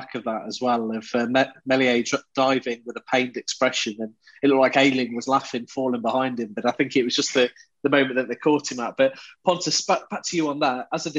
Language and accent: English; England, United Kingdom; I can get a little bit carried away as an Englishman